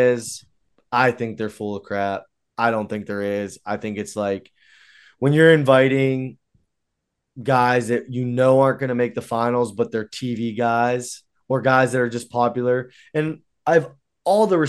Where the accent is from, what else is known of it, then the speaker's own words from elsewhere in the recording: United States; I'm an American